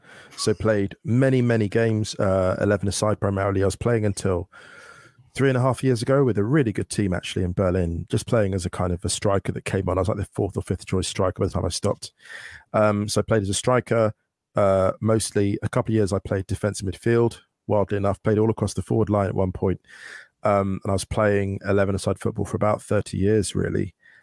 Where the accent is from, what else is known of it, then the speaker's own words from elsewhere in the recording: England, United Kingdom; So, for example, obviously, I'm from the UK, I'm from England